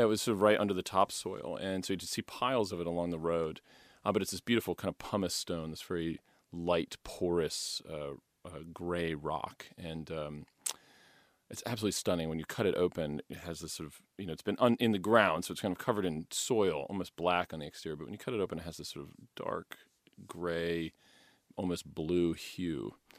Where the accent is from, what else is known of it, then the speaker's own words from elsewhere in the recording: Poughkeepsie, New York, United States; moved away as an adult; I moved back to my hometown of, uh, Poughkeepsie, New York